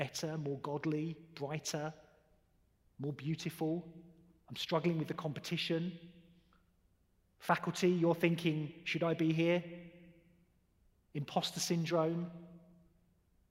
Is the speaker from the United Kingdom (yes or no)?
yes; United Kingdom; I'm a Brit.